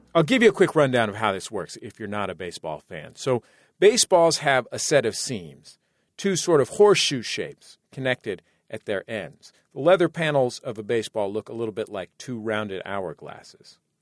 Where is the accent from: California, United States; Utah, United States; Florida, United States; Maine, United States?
California, United States; San Francisco; the neighborhood, uh, that I grew up in in San Francisco, the mission